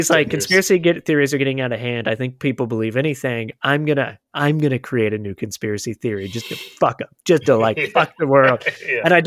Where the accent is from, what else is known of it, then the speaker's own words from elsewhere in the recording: Florida, United States; I grew up in Florida